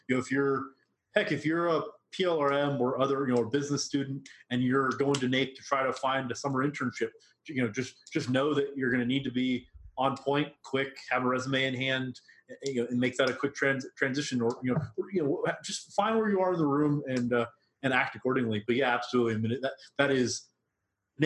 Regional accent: Boston, Massachusetts, United States; I'm from Boston, or I went to school in Boston

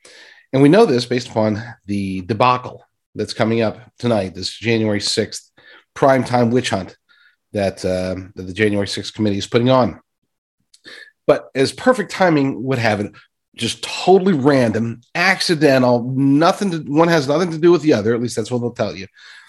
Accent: United States; we as American citizens

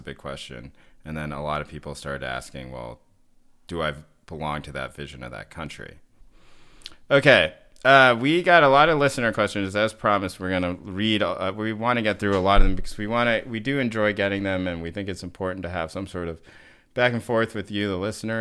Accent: the South, United States; moved away; also born or lived in Boston; growing up in the South

